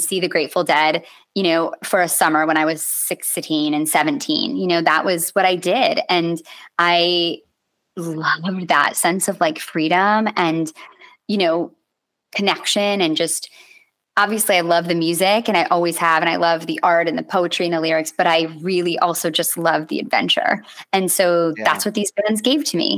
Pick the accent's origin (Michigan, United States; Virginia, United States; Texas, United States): Michigan, United States; Grand Rapids; in Grand Rapids, Michigan, in my hometown